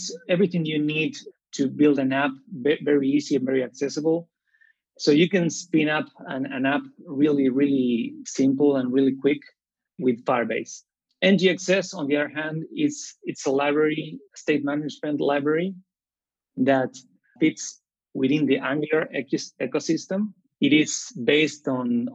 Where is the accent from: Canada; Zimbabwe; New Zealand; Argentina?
Argentina; Rosario, Santa Fe; now in Buenos Aires, Argentina; I'm from Rosario, Argentina, and I'm currently living in Buenos Aires